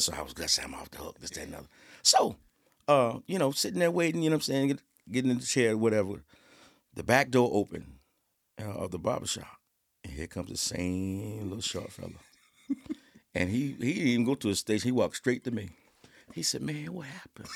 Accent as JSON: {"language": "English", "town": "Suffolk", "region": "Virginia", "country": "United States", "said": "I'm from Suffolk, Virginia"}